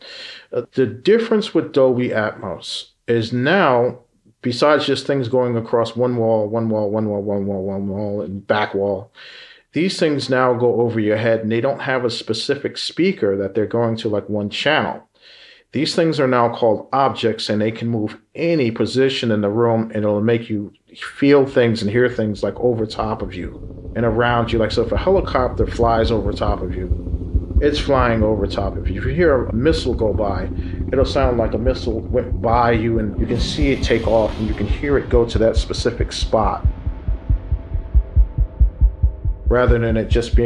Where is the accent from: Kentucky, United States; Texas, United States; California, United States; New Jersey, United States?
New Jersey, United States; East Orange; I grew up in East Orange, and there was a place called the Ormont Theater